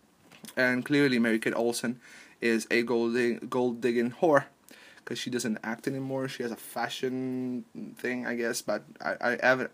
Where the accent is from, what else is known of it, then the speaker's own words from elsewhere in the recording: Palermo, Sicily, Italy; moved away; from Palermo, from my hometown